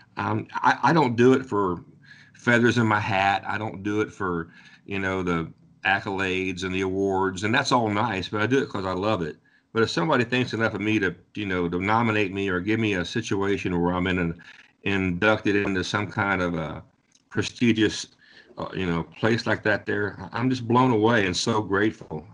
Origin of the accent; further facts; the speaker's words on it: Ohio, United States; I'm from Ohio